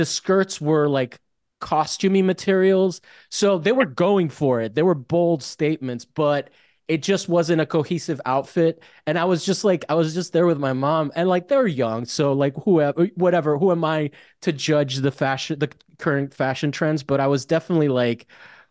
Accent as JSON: {"language": "English", "country": "Italy", "tie": "born or raised there", "also_born_or_lived": "Miami", "moved": "yes", "said": "I grew up in Italy"}